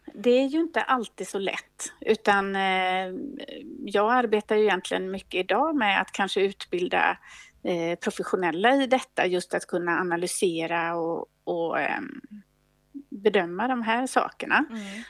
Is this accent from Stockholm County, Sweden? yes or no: no; Gothenburg, Västra Götaland, Sweden; moved away; also born or lived in Uppsala; jag kommer ursprungligen från Göteborg